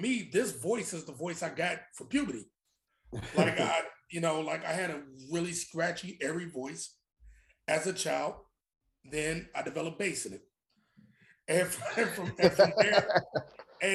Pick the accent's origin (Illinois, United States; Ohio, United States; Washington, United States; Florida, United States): Illinois, United States; Chicago; also born or lived in Queens; now in Brooklyn, United States; growing up in Chicago